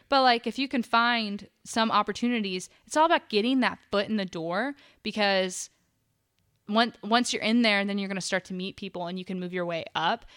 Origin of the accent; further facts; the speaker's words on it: Dahlonega, Georgia, United States; moved away as an adult; now in Charlotte, United States; I grew up in Dahlonega and I started going to college there